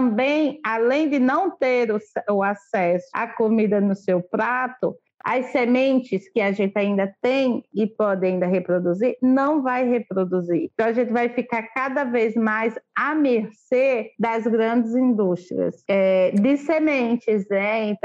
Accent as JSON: {"language": "Portuguese", "region": "Northeast Region", "country": "Brazil", "said": "como cozinheira, como nordestina, de aprender, sempre aprender, sempre aproveitar até o talo"}